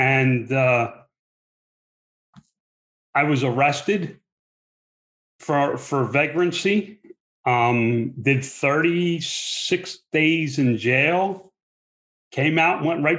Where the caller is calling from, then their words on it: Fort Mojave, Arizona, United States; I'm calling in from Fort Mojave, Arizona. It's the middle of the desert.